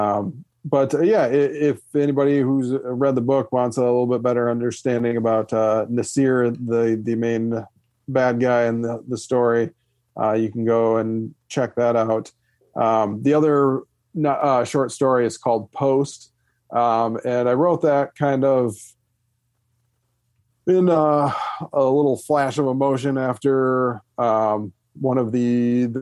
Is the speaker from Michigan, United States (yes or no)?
yes; Michigan, United States; I'm from Michigan